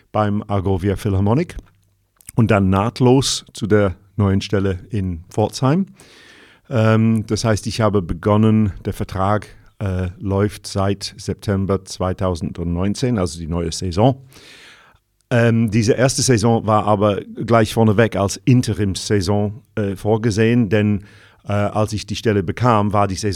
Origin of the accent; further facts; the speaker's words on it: North West England, United Kingdom; German is a second language; moved away as an adult; Ich bin Brite, geboren 1955, äh, wuchs im Nordwesten Englands auf, habe dann zuerst Musik studiert auf der anderen Seite vom äh, nördlichen England, nämlich in Sheffield, aber auch in London. Ging dann 1977 nach Deutschland